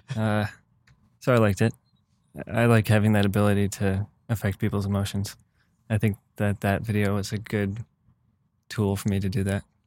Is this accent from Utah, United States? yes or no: no; Michigan, United States; moved away; I'm from Michigan